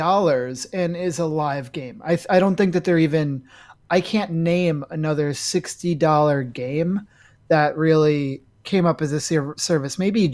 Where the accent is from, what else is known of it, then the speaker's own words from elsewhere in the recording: New York, United States; I'm a New Yorker